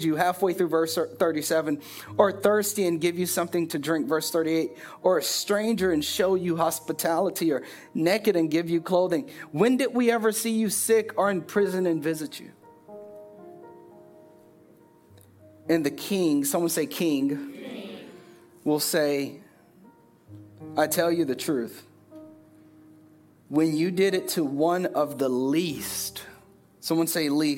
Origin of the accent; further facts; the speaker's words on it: Richmond Heights, United States; moved away; They don't know I'm from Richmond Heights.